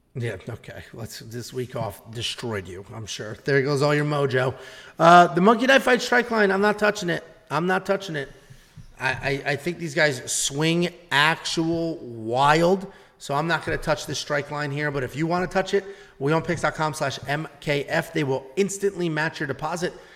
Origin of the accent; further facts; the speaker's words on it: Newtown, Connecticut, United States; I am from Newtown, Connecticut.